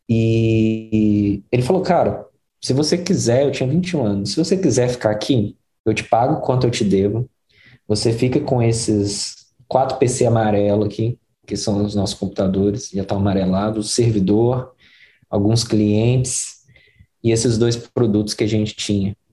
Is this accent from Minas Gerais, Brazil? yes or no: yes; Belo Horizonte, Minas Gerais, Brazil; first language Portuguese; moved away as an adult; now in United States; Eu, eu cresci em Belo Horizonte, ali no bairro que chama Jardim Montanhês, que é a periferia de Belo Horizonte